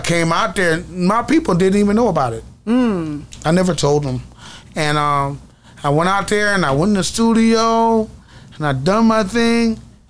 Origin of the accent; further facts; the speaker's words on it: Pine Grove, Louisiana, United States; also born or lived in Colorado / Baton Rouge, Louisiana; I'm from Pine Grove, Louisiana.